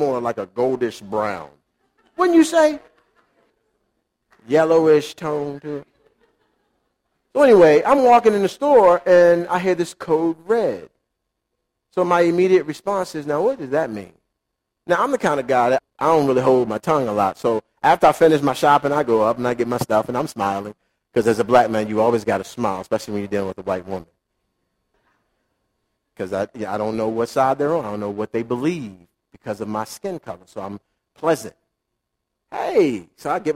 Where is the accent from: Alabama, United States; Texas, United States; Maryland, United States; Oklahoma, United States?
Maryland, United States; Baltimore; I grew up in Baltimore City